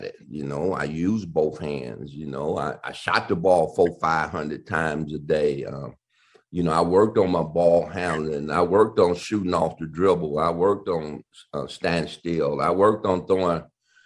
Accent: Detroit, Michigan, United States; Detroit, you know, which is my hometown, the Cobo, which I played my high school championship games

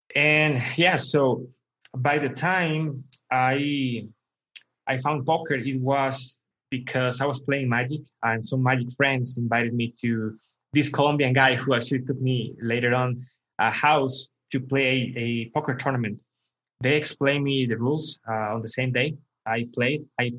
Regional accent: Costa Rica; Costa Rica. Yeah. Okay. Costa Rica. Yeah. So I was like always middle class. My mother always worked very hard for us.

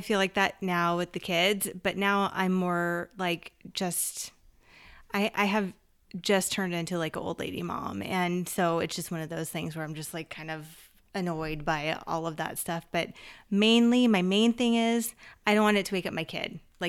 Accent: Los Angeles, California, United States; I'm from Los Angeles.

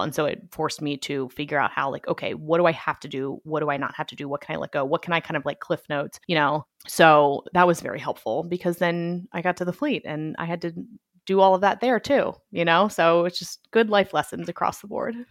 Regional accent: Annapolis, Maryland, United States; I grew up in Annapolis, Maryland, where the Naval Academy is

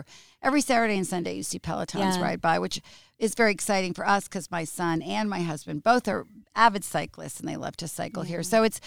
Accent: United States; moved away as an adult; now in Italy; I'm American.

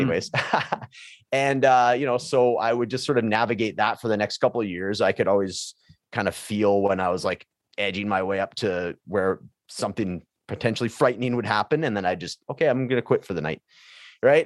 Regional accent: Prince George, British Columbia, Canada; high school where I grew up in Prince George, British Columbia

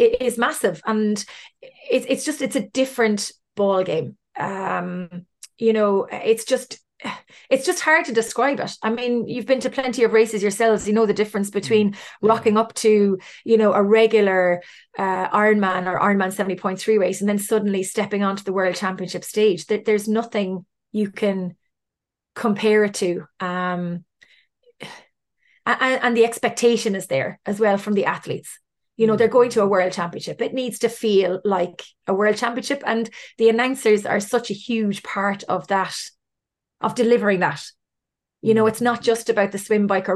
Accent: Cork, Munster, Ireland; I'm from Cork

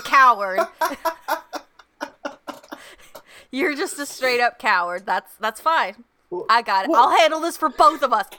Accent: United States; as an American.

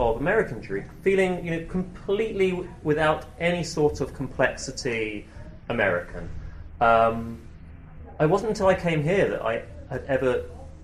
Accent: United Kingdom; moved away as an adult; now in Manhattan, United States; growing up in the UK, I had a very strong sense of being part of a minority

